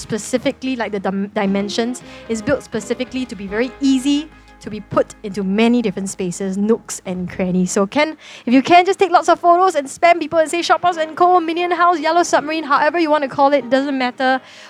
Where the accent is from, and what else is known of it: Singapore; born or raised there